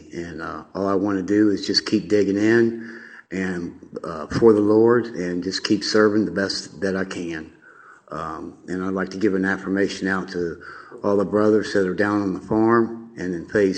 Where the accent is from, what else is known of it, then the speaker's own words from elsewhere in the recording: Columbus, Ohio, United States; I was born and raised in Columbus, Ohio.